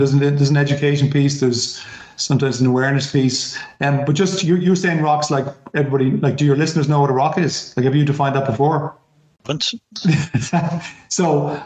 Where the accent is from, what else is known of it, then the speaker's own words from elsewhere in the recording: Ireland; as an Irish person